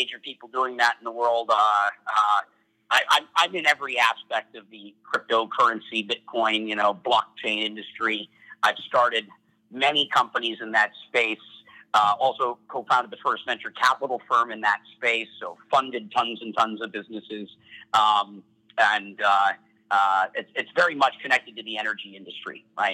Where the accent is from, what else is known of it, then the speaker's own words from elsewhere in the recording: Minnesota, United States; I'm from Minnesota